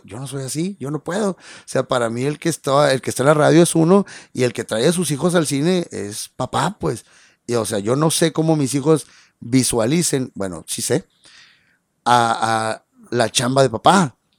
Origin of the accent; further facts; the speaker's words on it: Ciudad Obregón, Sonora, Mexico; now in Mexicali, Mexico; yo no soy de Mexicali, yo soy de, Ciudad Obregón, en Sonora, y orgulloso de serlo además. Y, y, entonces cuando yo llegué aquí a Mexicali